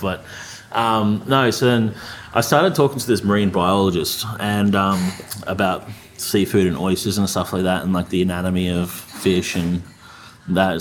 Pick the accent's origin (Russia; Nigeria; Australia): Australia; I'm Australian